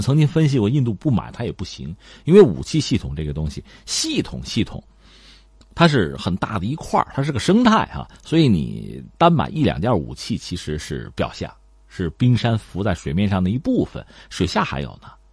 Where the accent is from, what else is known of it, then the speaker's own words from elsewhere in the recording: China; 我们中国人